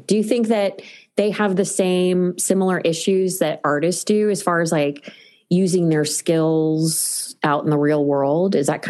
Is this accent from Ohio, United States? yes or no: yes; Ohio, United States; I grew up in Ohio